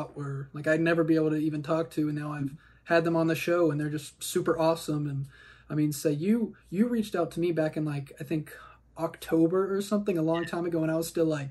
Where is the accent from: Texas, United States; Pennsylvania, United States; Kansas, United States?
Kansas, United States; I'm from Kansas, so there's not, you know, as huge of a, I guess, hip-hop scene here